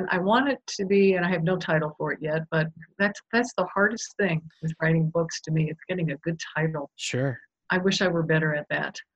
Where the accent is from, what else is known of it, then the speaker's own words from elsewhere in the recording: Japan; I was born and raised in Japan in an international community.